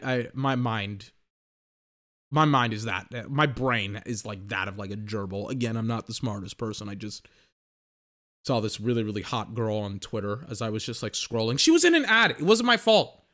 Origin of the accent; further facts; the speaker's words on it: Texas, United States; I'm from Texas